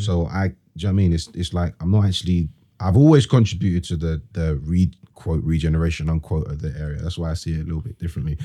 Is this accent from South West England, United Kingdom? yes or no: no; London, United Kingdom; also born or lived in Plaistow, London; I was born and raised in E, uh, E fifteen.